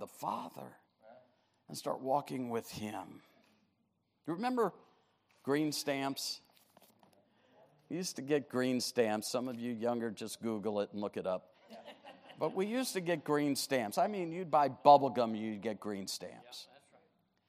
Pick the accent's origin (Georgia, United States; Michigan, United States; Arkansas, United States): Michigan, United States; Detroit; pastored the New Bethel Baptist Church, my hometown, Detroit, Michigan